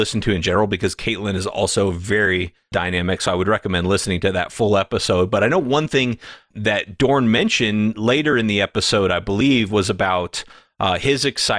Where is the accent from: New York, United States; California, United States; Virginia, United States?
California, United States; I grew up in California